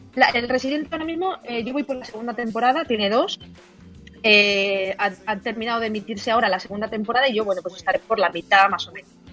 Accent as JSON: {"language": "Spanish", "town": "Elda", "region": "Valencian Community", "country": "Spain"}